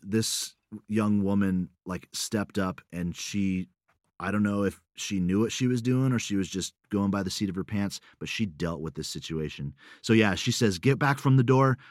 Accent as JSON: {"language": "English", "country": "United States", "also_born_or_lived": "Russia / Sweden", "moved": "as an adult", "said": "I'm, I'm American"}